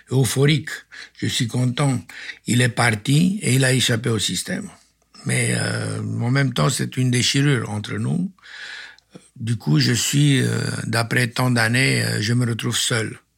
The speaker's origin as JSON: {"language": "French", "country": "Romania", "said": "Ah oui, ah oui, je suis roumain"}